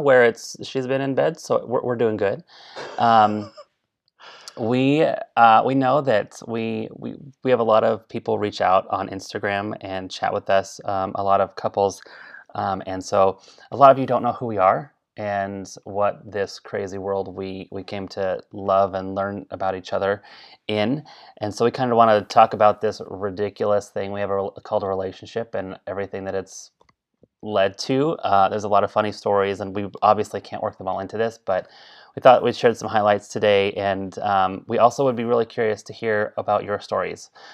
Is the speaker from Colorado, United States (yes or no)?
yes; Colorado, United States; I was raised in Colorado.